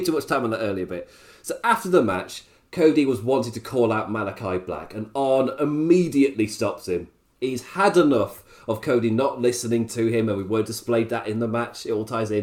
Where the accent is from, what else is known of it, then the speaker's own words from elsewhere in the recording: England, United Kingdom; as an Englishman